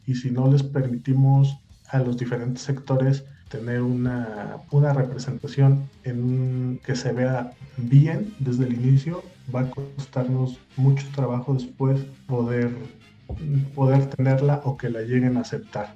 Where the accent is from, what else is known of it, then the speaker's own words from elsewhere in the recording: Mexico City, Mexico; moved away as an adult; now in Guadalajara, Mexico; chilango de nacimiento, eh, tapatío adoptado ya hace seis años